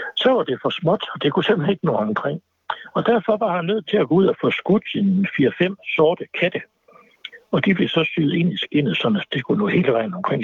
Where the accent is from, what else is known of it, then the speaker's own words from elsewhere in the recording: Aalborg, North Denmark Region, Denmark; jeg er gammel Aalborg-dreng